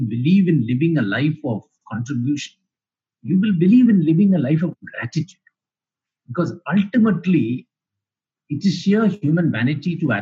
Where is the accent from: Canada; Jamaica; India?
India; Chennai, Tamil Nadu; also born or lived in Kerala; I come from a very simple middle-class family I was based in Chennai, although we hail from Kerala